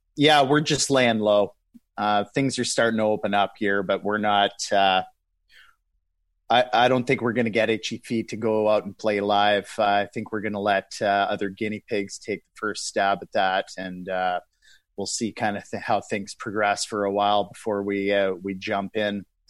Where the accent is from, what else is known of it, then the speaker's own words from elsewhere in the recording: Winnipeg, Manitoba, Canada; I'm from Winnipeg, Treaty One territory, uh, homeland of the Métis Nation here in Manitoba, Canada